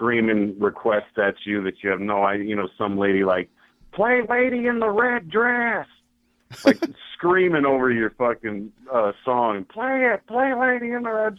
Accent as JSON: {"language": "English", "country": "United States", "said": "I'm an American, and I'm proud of the USA"}